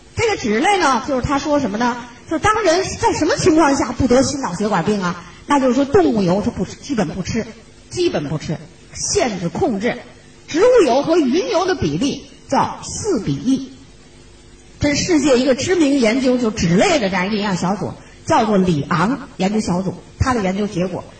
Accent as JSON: {"language": "Chinese", "country": "China", "also_born_or_lived": "Shenzhen", "said": "我们中国人"}